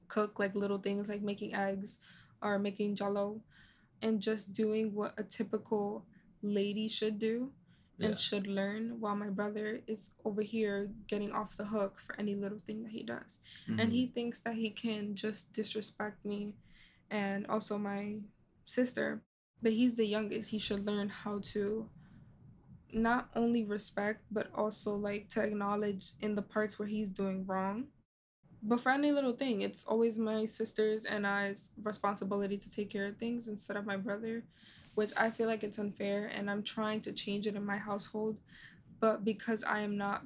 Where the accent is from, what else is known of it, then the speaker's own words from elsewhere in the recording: United States; people like me who have immigrant parents but are growing up here, we know the difference mm-hmm. because we grew up in here in America.